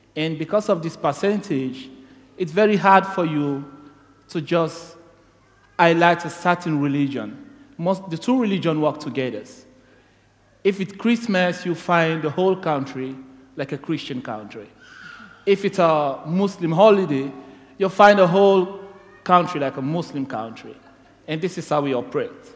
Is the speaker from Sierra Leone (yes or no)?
yes; Sierra Leone; moved away as an adult; now in Tasmania, Australia; I'm from Sierra Leone